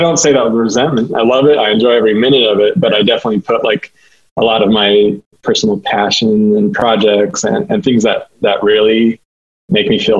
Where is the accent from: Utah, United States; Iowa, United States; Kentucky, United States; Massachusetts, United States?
Utah, United States; Taylorsville; Born and raised in Taylorsville, Utah